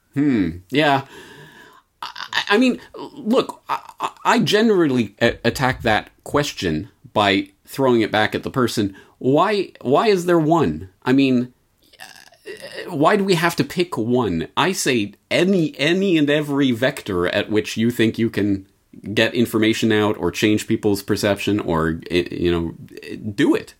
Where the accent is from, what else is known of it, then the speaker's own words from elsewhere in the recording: Canada; I'm Canadian